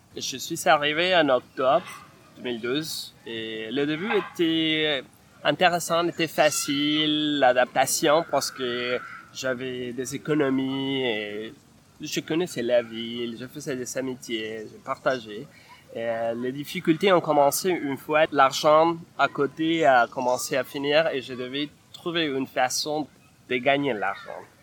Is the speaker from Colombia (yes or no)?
yes; Bogotá, Colombia; French is a second language; moved away as an adult; now in Montreal, Canada; je viens de la Colombie, de Bogota